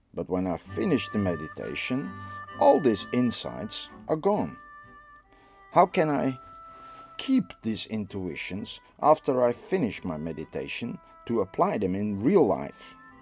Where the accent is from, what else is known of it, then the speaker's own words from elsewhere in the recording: Netherlands; I'm from the Netherlands.